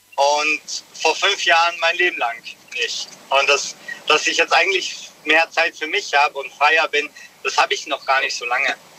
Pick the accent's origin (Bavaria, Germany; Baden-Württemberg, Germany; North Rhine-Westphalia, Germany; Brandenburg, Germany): Bavaria, Germany; Munich; ich komme aus München